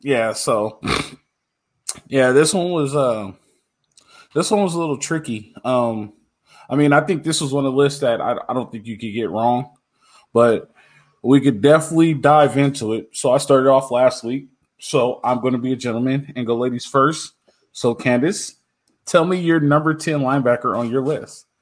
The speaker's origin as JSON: {"language": "English", "region": "Southern California", "country": "United States", "tie": "born or raised there", "said": "I grew up in Southern California, played football"}